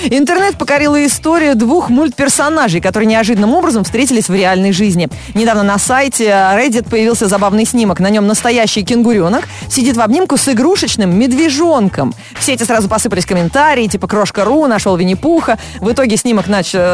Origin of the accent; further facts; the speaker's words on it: Vyazma, Smolensk Oblast, Russia; Не, я из Вязьмы.